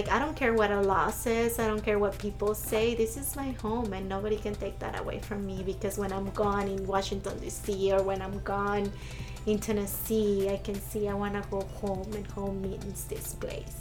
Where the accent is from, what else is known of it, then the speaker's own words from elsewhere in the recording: Mexico; accent: accent; now in United States; And even being questioned, like, not only like being raised here, but also being questioned that I wasn't Mexican, right?